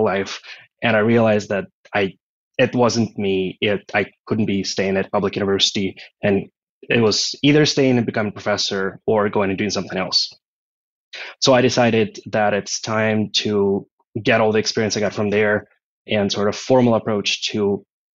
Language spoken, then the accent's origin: English; Ukraine; moved away as an adult; now in Austin, United States; I'm originally from Ukraine, so that was in Europe.